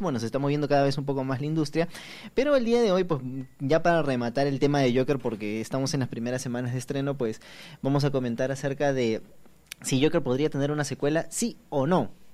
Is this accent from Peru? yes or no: yes; Peru; como peruanos